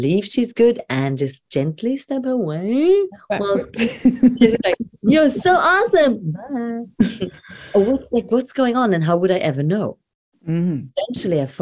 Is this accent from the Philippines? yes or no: no; Germany; moved away; also born or lived in Brighton; I'm a girl from Germany